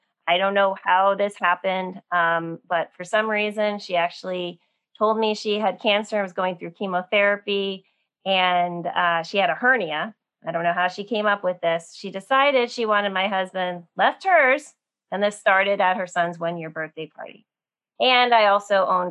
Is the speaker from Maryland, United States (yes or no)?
no; New Jersey outside of New York City, United States; I grew up in New Jersey outside of New York City